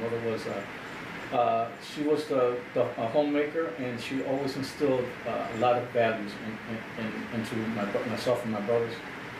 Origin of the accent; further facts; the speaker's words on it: Chicago, Illinois, United States; now in Aurora, United States; I'm from Chicago originally, born and raised in Chicago. Moved out here in 2004 with my family.